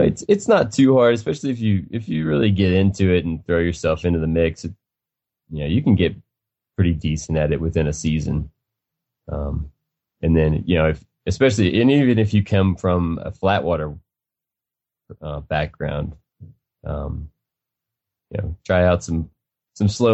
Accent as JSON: {"language": "English", "region": "Western Kentucky", "country": "United States", "tie": "born or raised there", "moved": "as an adult", "lives_now": "Denver, United States", "said": "I grew up in Western Kentucky"}